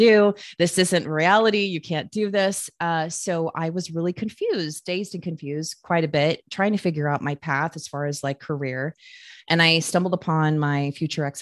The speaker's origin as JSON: {"language": "English", "town": "Phoenix", "region": "Arizona", "country": "United States", "tie": "born or raised there", "said": "So I was born and raised in the Southwest. I was born in Phoenix"}